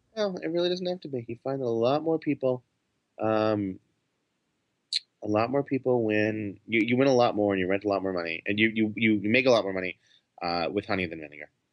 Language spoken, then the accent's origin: English; New York, United States; I'm a Jew from New York